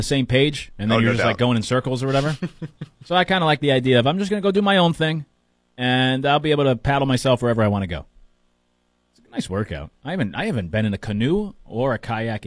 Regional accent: Connecticut, United States; now in Charleston, United States; I grew up in Connecticut

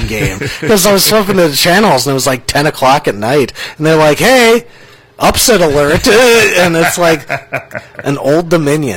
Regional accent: Minnesota, United States; moved away; growing up in Minnesota

